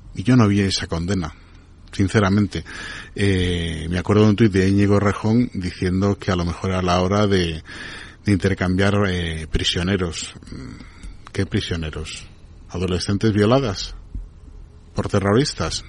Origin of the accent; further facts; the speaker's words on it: Venezuela; yo como venezolano